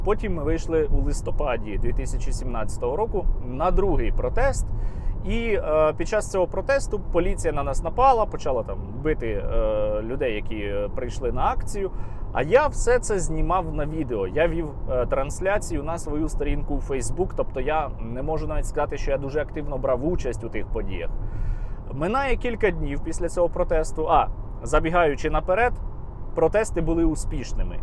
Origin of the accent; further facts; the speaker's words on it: Odesa Oblast, Ukraine; я там жив, тому що я родом з Одещини.